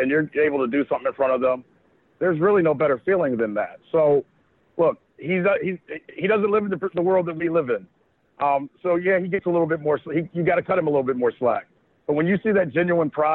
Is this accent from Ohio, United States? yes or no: yes; Akron, Ohio, United States; we've all grown up together, right? And we're from Akron